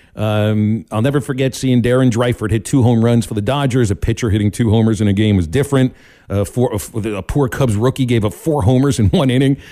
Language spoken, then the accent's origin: English; Pittsburgh, Pennsylvania, United States; moved away; I grew up listening to Steelers games in Pittsburgh.